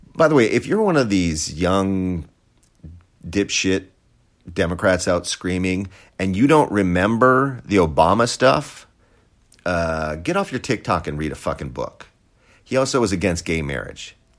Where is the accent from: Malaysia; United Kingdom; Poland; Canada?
Poland; moved away; Poland is amazing. It's my home country